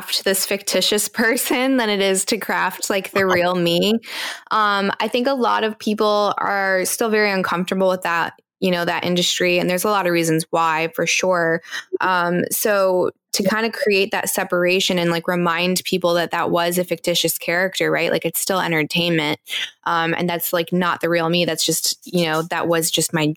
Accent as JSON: {"language": "English", "region": "East Coast", "country": "United States", "tie": "born or raised there", "said": "I grew up on the East Coast"}